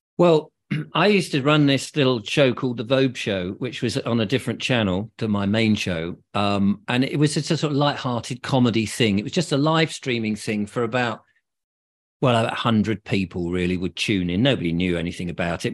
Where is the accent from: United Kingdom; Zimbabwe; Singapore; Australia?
United Kingdom; England; being English